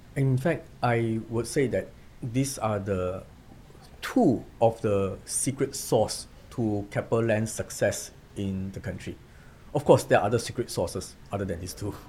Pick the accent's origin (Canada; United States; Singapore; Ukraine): Singapore; moved away as an adult; now in Ho Chi Minh City, Vietnam; I'm from Singapore